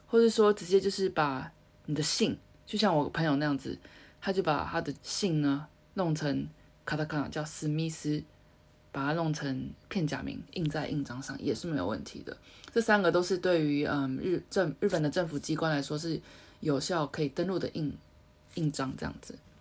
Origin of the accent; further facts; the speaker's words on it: Taiwan; now in Japan; 我们台湾信也是汉字嘛